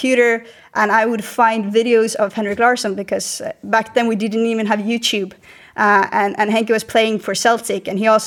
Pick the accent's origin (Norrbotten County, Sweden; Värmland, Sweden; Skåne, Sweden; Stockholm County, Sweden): Skåne, Sweden; just outside of Malmö; now in Spain; I grew up just outside of Malmö, where everyone supports Malmö FF